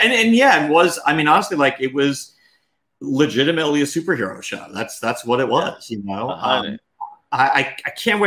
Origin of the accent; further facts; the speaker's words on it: Long Island, New York, United States; moved away; I'm originally from Long Island, New York